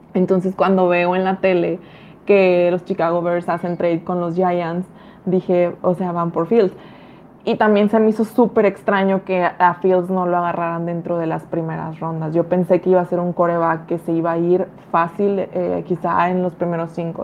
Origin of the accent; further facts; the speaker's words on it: Ciudad Victoria, Tamaulipas, Mexico; yo me dedico a los medios de comunicación acá de donde soy, de Ciudad Victoria, Tamaulipas